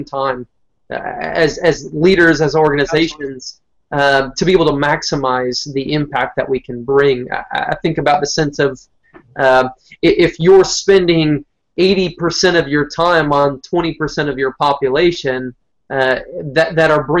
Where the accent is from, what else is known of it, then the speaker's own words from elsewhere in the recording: Southeast Michigan, United States; moved away; I grew up originally in Southeast Michigan